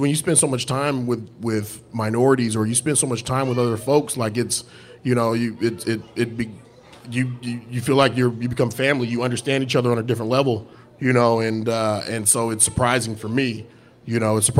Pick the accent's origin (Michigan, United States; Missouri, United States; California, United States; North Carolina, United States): California, United States; I'm from California